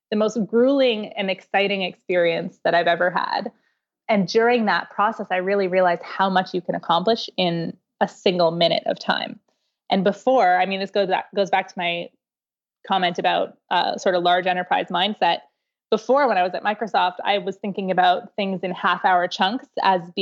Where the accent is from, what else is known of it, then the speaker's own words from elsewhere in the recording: Canada; I'm Canadian